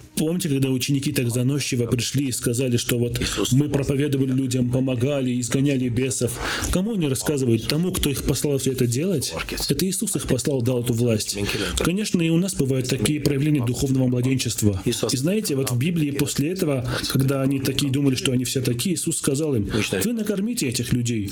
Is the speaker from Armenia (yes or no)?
yes; Armenia